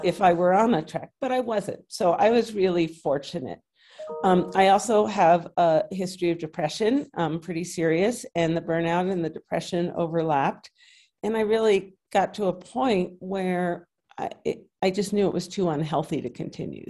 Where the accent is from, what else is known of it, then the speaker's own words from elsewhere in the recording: New York City, New York, United States; moved away as an adult; now in New Mexico, United States; I grew up in New York City and met my husband on a blind date there.